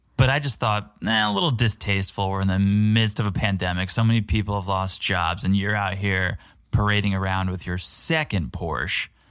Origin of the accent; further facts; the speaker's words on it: Connecticut, United States; I'm from Connecticut, I'm familiar with Fairfield